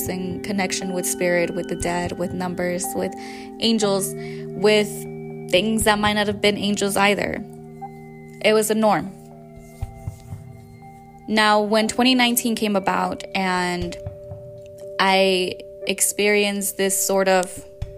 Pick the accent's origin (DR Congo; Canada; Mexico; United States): Mexico; My experiences in Mexico, where I grew up